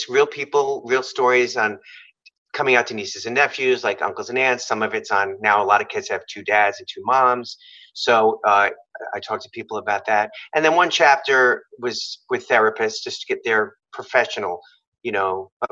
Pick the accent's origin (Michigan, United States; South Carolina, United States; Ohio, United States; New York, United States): New York, United States; I'm from New York